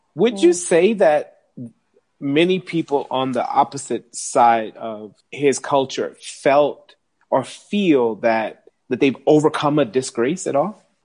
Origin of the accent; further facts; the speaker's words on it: United States; moved away as an adult; now in South Africa; an American living in South Africa